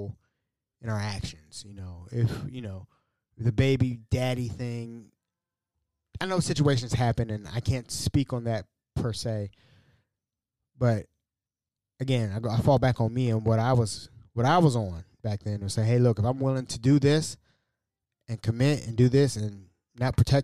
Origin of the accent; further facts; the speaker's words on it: United States; As an American, a proud American, a veteran of this wonderful country of ours